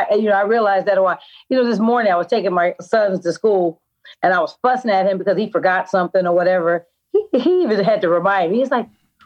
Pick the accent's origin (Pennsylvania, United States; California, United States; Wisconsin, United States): California, United States; Oakland; I'm from Oakland, and I'm savvy enough to tell when it's going in the wrong direction.